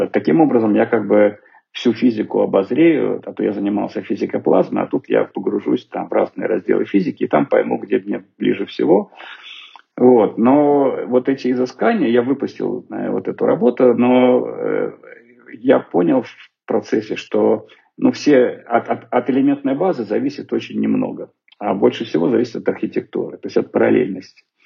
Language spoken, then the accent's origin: Russian; Snezhinsk, Chelyabinsk Oblast, Russia; now in Moscow, Russia; из Снежинска, откуда я родом